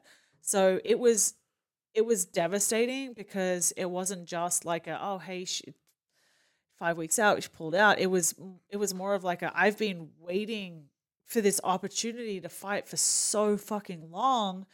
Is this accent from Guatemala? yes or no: no; Australia; accent: Australian; moved away as an adult; now in Kansas City, United States; by the accent, I'm Australian